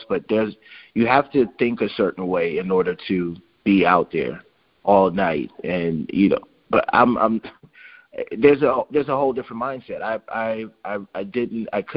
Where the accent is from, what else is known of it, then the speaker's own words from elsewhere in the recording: Alexandria, Louisiana, United States; moved away; also born or lived in Fort Polk, Louisiana; I was born in Fort Polk because my dad was in the service, but we grew up in Alexandria, and we stayed in the projects